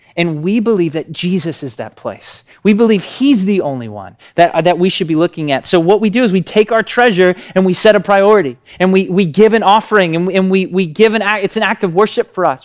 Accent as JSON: {"language": "English", "region": "Tennessee", "country": "United States", "said": "We're from Tennessee"}